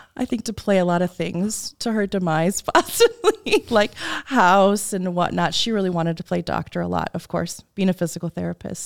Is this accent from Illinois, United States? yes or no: yes; Wheaton, Illinois, United States; I was born and raised in Wheaton, Illinois